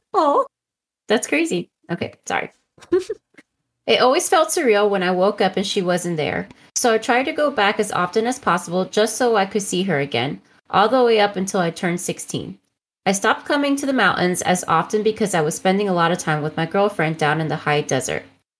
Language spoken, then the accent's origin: English; California, United States; I spent most of my time hiking outside of my hometown in the Los Angeles National Forest. I lived with my grandmother in the town of Wrightwood.